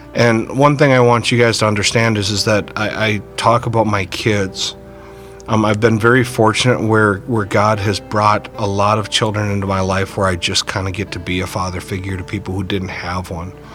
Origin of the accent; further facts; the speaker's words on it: Burnsville, Minnesota, United States; I grew up in Burnsville